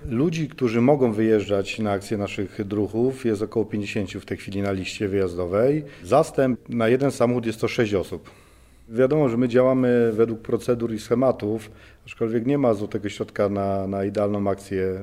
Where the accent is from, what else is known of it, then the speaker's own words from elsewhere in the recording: Szczawnica, Lesser Poland, Poland; moved away as an adult; now in Warsaw, Poland; jednostka WSP Szczawnica, skąd pochodzę.